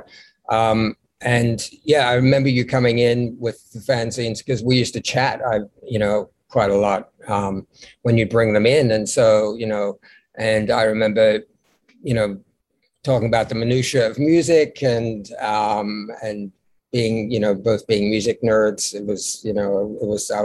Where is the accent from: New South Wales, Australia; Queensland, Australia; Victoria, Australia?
Victoria, Australia; Melbourne; also born or lived in London / New York; now in Brooklyn, New York, United States; I was born in Melbourne and I moved to London in 1978 and moved to New York in 1983.